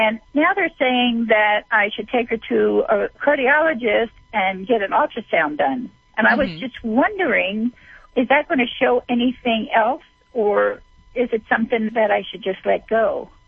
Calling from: Nevada, United States; I'm calling from Nevada.

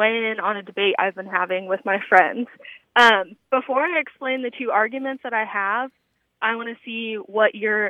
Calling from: Indianapolis, Indiana, United States; Hi. This is … I'm calling from Indianapolis, Indiana.

